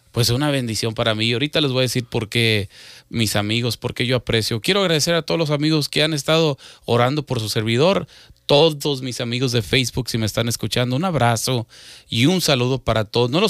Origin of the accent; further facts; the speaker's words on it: Mexico; obviamente yo soy de México